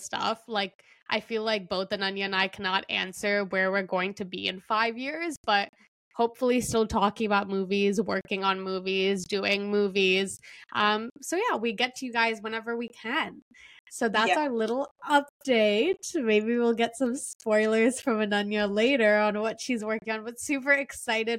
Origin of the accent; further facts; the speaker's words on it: Pakistan; moved away; also born or lived in Qatar; I'm a Pakistani Muslim